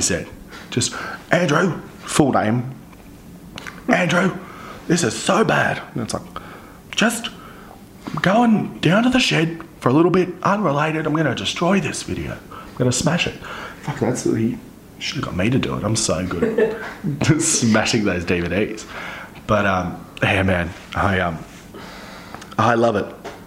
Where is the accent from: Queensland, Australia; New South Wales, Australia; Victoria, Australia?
New South Wales, Australia; Central Coast; moved away; I am from the Central Coast. Like, originally